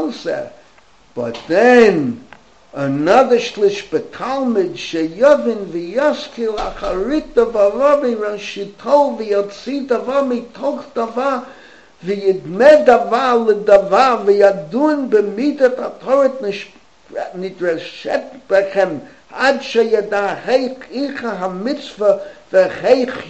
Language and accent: English; New York City, New York, United States; When I was growing up in the Bronx